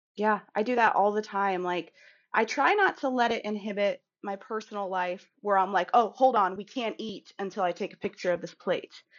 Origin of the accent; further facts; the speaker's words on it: Kansas City, Missouri, United States; I'm from Kansas City